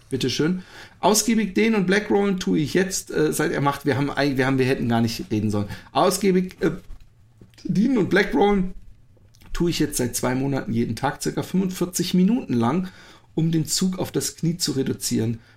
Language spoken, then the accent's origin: German; North Rhine-Westphalia, Germany; Und als Sauerländer ein Unding im flachen Land laufen zu müssen.